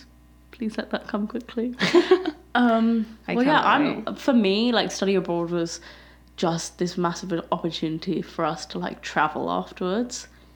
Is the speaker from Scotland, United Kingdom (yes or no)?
no; London, United Kingdom; moved away as an adult; also born or lived in Birmingham; now in Southern Ontario, Canada